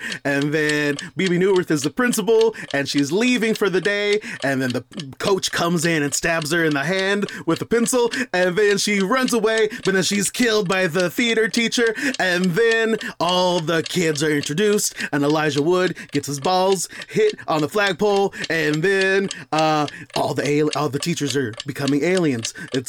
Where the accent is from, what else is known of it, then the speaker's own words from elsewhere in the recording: Texas, United States; growing up in Texas where this movie was filmed.